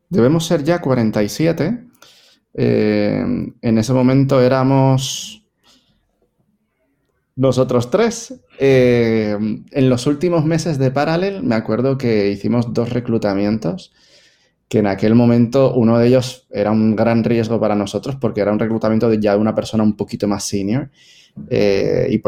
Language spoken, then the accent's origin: Spanish; Spain; now in Puerto Rico; Yo soy español, pero mm, en Puerto Rico llevo 20 años viviendo en Puerto Rico.